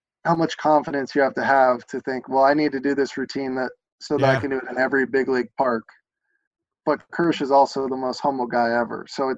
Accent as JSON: {"language": "English", "town": "Lexington", "region": "Kentucky", "country": "United States", "said": "I'm from Lexington and obviously played at Kentucky"}